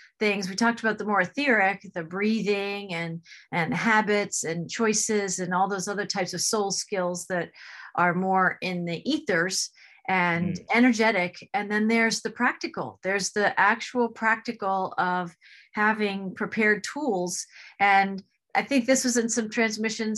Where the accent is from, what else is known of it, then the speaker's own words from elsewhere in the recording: New Jersey, United States; moved away; I'm also from New Jersey